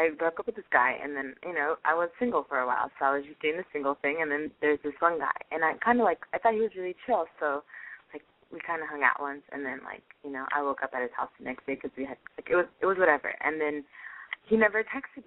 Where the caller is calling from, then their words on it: California, United States; I am calling from Doherty, California